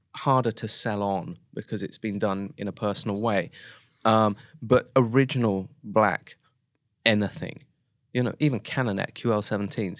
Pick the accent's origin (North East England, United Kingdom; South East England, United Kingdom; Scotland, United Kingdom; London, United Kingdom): South East England, United Kingdom; Oxford; moved away as an adult; now in Japan; I'm from Oxford in the U K